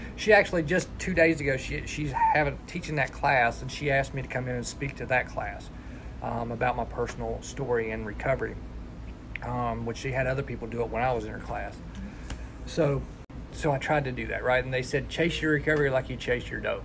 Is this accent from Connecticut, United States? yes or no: no; West Virginia, United States; also born or lived in Millersburg, Ohio; I was born in Millersburg, Ohio, and when I was 11 months old, my dad killed my mom in a drunk driving accident and moved us down here to West Virginia